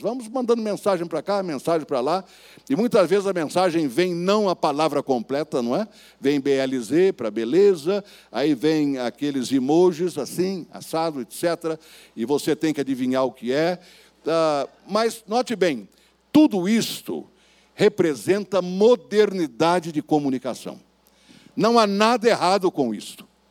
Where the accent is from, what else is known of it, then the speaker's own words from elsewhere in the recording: Bauru, São Paulo, Brazil; lá na cidade de Bauru, onde eu nasci e fui criado